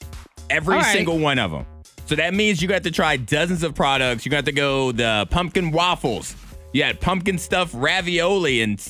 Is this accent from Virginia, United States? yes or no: yes; Chatham, Virginia, United States; I'm from Chatham.